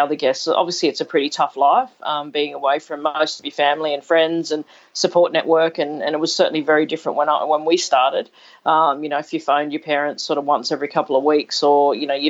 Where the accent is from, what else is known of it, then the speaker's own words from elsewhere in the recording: Cowra, New South Wales, Australia; also born or lived in Sydney, Australia; we moved out to Cowra when I was, I was seven